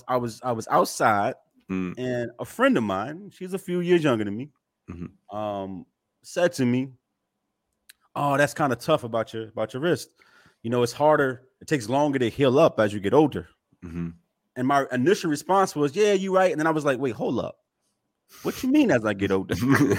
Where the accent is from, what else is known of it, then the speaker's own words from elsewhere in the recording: Newburgh, New York, United States; no, I grew up in a savage land, right? Like, mm-hmm. I'm from Newburgh.